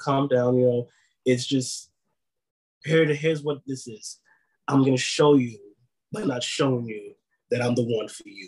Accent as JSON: {"language": "English", "town": "Bronx", "region": "New York", "country": "United States", "tie": "born or raised there", "said": "I was in the streets wilding, you know, being in the Bronx, growing up in the Bronx at that time. And I'm also a twin"}